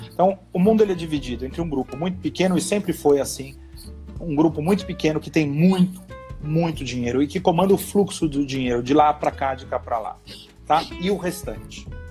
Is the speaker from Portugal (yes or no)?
no; Brazil; nós somos brasileiros